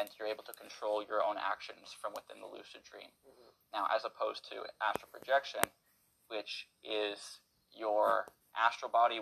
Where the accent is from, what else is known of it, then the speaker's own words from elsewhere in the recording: Canada; I'm born and raised in Canada